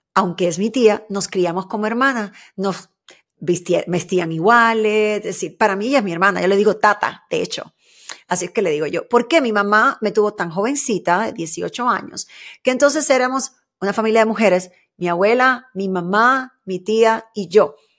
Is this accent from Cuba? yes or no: yes; Havana, Cuba; el barrio donde yo nací, donde me crié, en Luyano, ahí en Cuba